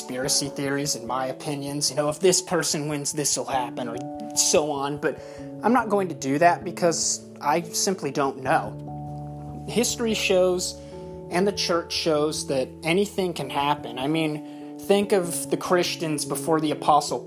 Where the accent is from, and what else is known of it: United States